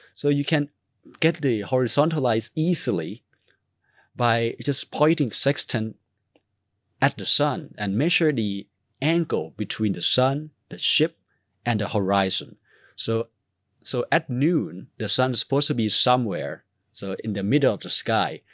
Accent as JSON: {"language": "English", "country": "Thailand", "moved": "yes", "said": "I'm from Thailand"}